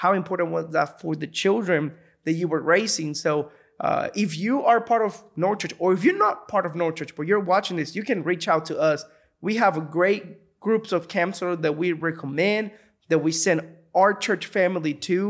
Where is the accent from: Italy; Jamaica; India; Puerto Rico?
Puerto Rico; moved away; I can imagine, because when I moved here from Puerto Rico to here, it was a shock. Right. And I came with my family.